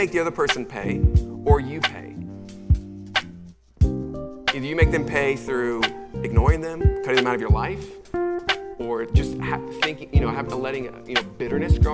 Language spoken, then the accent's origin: English; Charlotte, North Carolina, United States; I'm originally from Charlotte, North Carolina, and I was a middle school student.